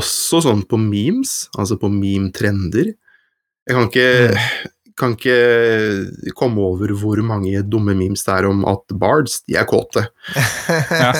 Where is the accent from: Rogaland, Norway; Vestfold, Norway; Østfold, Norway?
Vestfold, Norway; Horten; moved away as an adult; now in Oslo, Norway; Jeg kommer fra Horten, jeg, i Vestfold